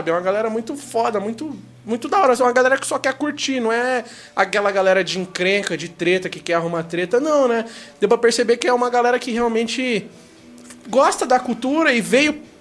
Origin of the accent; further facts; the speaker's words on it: Carapicuíba, São Paulo, Brazil; Se eu vou contar uma história, eu tenho que falar que eu sou de Carapicuíba.